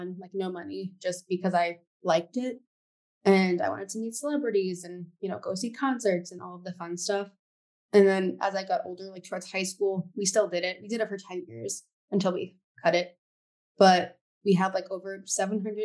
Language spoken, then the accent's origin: English; New York City, New York, United States; I grew up in New York City